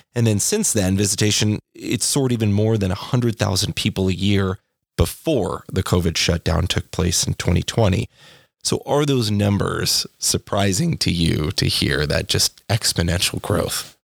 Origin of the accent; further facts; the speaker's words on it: Corvallis, Oregon, United States; moved away as an adult; I moved away from Corvallis after I graduated high school